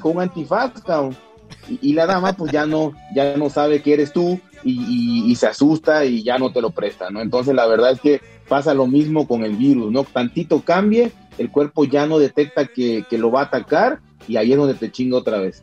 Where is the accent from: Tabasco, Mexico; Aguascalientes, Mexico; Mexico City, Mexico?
Tabasco, Mexico; estaba a, hora y cuarto de donde, de donde yo nací